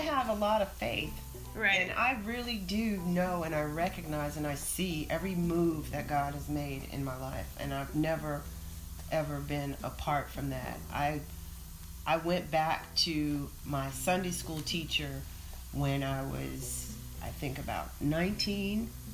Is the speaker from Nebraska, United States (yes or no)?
no; Oakland, California, United States; moved away; also born or lived in Atlanta; I grew up in Oakland when the Black Panthers were rolling around in the streets